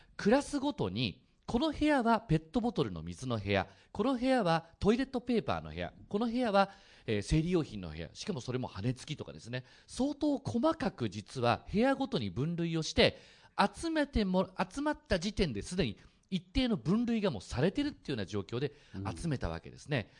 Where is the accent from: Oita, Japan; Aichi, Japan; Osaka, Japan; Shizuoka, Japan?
Oita, Japan; now in Fukuoka, Japan; 大分で生まれてうちの父がですね、あの福岡出身でそれであの就職からこっちに帰ってきたんですけど